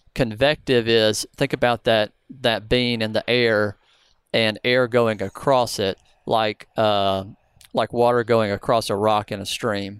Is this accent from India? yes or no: no; the South, United States; I'm from the South.